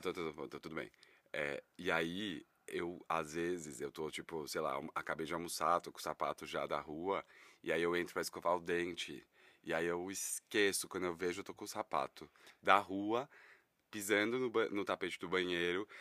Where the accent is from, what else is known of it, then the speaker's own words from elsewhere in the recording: São Paulo, Brazil; Eu tenho 36 anos e sou daqui de São Paulo